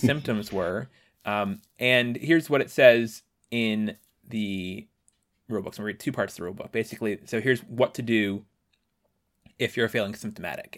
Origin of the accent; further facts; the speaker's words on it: Washington, District of Columbia, United States; my hometown of Washington